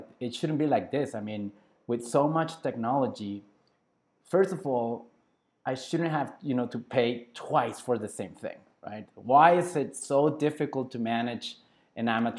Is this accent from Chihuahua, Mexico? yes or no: no; Culiacán, Sinaloa, Mexico; now in Guadalajara, Mexico; my hometown is Culiacán, Sinaloa